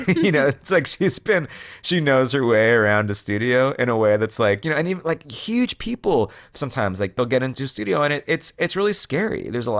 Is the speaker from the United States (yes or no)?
yes; New York, United States; I had not quite yet realized that like my growing up on Long Island has informed the way I hear certain vowels and certain words pronounced.